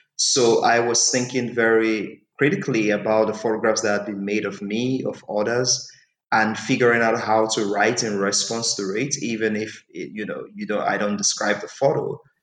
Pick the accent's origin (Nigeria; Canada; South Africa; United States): Nigeria; first language English; I'm Nigerian